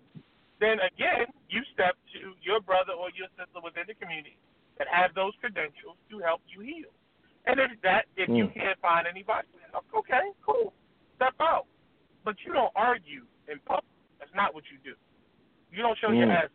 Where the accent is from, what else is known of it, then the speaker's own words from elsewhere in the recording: Baltimore, Maryland, United States; I live in Baltimore, and there's a community I grew up here in Baltimore